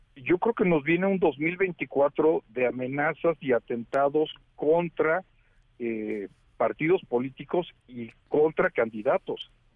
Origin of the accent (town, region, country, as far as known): Mexico